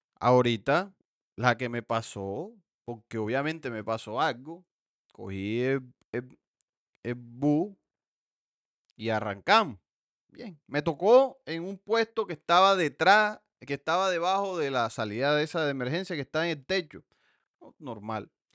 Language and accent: Spanish; Montelíbano, Córdoba, Colombia; moved away; mi pueblo